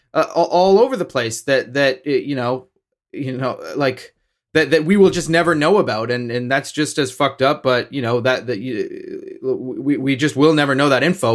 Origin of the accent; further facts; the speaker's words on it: Canada; as Canadian fans